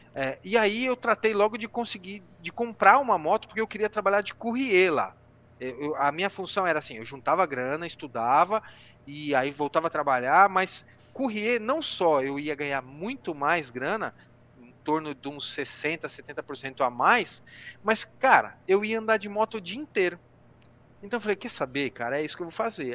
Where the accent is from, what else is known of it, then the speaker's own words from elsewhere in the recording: Brazil; moved away as an adult; also born or lived in London; Sou brasileiro